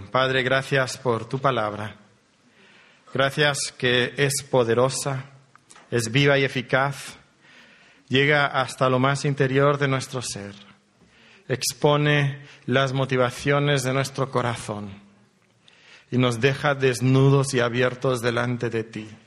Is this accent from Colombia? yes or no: no; Monterrey, Nuevo León, Mexico; also born or lived in Elche, Spain; venimos de Monterrey, México, aunque la historia que Dios ha trazado para nosotros es, variada. para mí comenzó en Elche, hace ya algunos años, naciendo en Elche